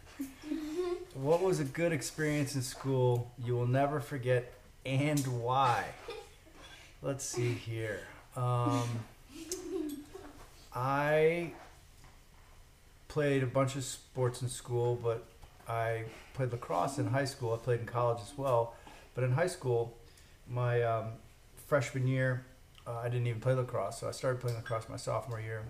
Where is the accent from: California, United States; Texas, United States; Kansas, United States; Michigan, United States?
Michigan, United States; Detroit; now in Oklahoma City, United States; I was born in Detroit, Michigan